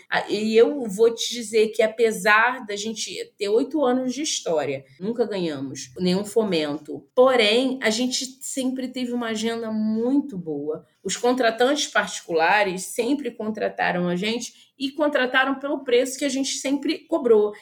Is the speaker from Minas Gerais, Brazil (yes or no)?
no; Niterói, Rio de Janeiro, Brazil; Eu sou nascida em Niterói, sou uma menina criada num terreiro de candomblé